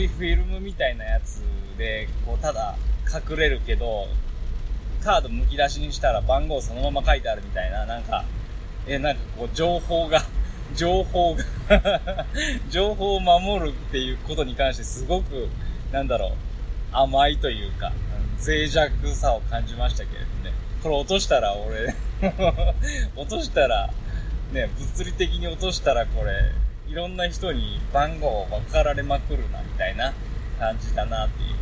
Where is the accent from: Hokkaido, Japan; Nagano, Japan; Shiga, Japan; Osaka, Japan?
Nagano, Japan; moved away as an adult; also born or lived in Nara Prefecture / Kyushu; now in Nara, Japan; 長野県 は僕の出身地で